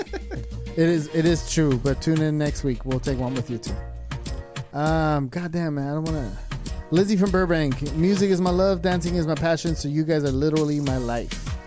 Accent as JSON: {"language": "English", "country": "Germany", "tie": "born or raised there", "moved": "yes", "said": "my hometown, Germany, Deutschland"}